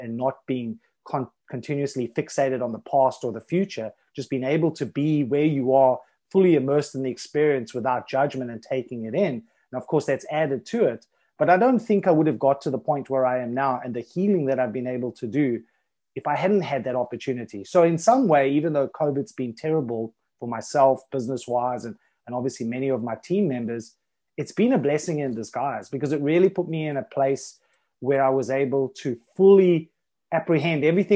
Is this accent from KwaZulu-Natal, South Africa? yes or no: no; Johannesburg, Gauteng, South Africa; moved away as an adult; also born or lived in Thailand; now in Isle of Man; so I grew up in South Africa, in Johannesburg